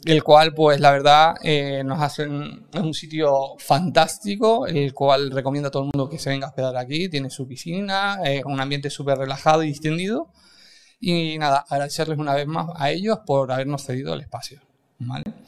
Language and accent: Spanish; Canary Islands, Spain; Somos canarios